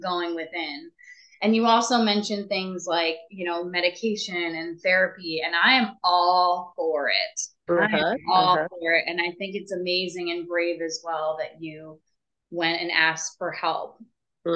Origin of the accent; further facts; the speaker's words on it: Northeast, United States; moved away; I'm from the Northeast too.